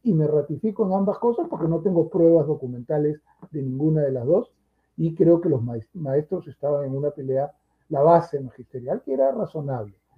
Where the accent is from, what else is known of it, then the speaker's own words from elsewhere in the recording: Peru; este es mi país, aquí nací